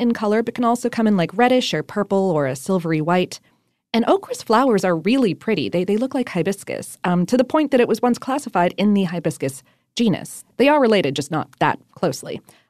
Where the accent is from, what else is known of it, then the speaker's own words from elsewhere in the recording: Ohio, United States; also born or lived in Florida; now in Atlanta, United States; I grew up in Ohio and South Florida, so I don't remember having okra until I moved to Atlanta.